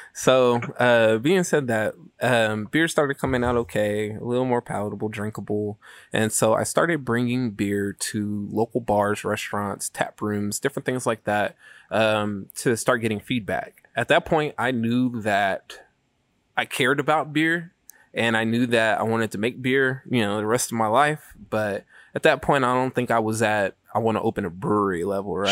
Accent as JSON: {"language": "English", "town": "Sacramento", "region": "California", "country": "United States", "said": "we're from Sacramento"}